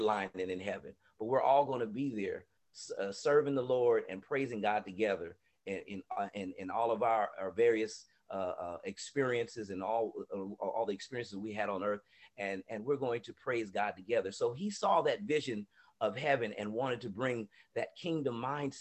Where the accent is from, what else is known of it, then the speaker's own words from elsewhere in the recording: San Diego, California, United States; also born or lived in Atlanta; leaving from San Diego and seeing the things that we were up against, you know, racially and just inequities that we were up against here in San Diego